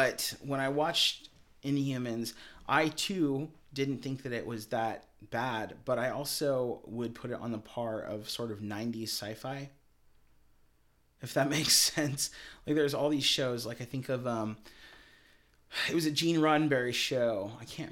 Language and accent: English; United States; I'm an American